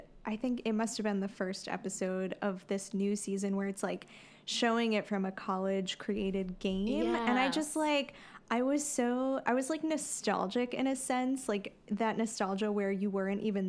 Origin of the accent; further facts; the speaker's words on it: New Jersey, United States; I'm from Jersey.